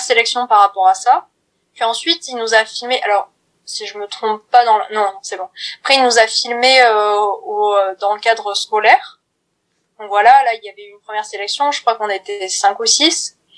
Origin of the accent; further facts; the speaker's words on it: Brive-la-Gaillarde, Nouvelle-Aquitaine, France; moved away as an adult; now in Paris, France; j'ai 20 ans, je viens de Brive-la-Gaillarde mais maintenant je suis sur Paris